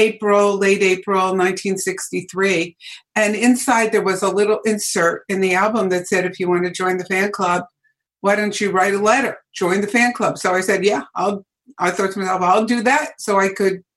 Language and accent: English; New Jersey, United States; In New Jersey, little town in New Jersey, and a very sleepy sort of blue collar kind of town